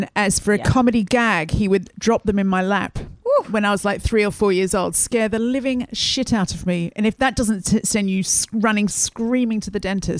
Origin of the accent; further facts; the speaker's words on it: Australia; now in United Kingdom; But I just say I'm Australian?